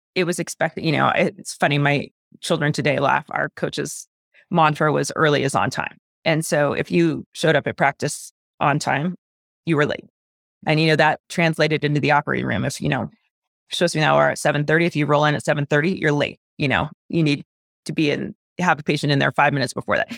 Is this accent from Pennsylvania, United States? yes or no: no; Phoenix, Arizona, United States; moved away as an adult; also born or lived in Clemson, South Carolina / Stanford, California; now in Park City, United States; I was born and raised in Phoenix, Arizona